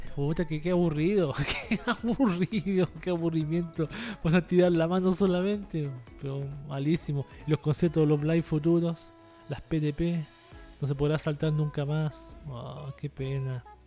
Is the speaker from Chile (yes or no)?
yes; Chile; Plaza de Italia aquí en, en Chile